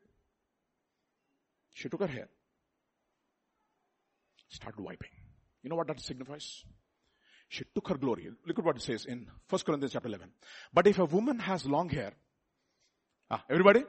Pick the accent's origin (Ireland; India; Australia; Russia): India; we are all Indian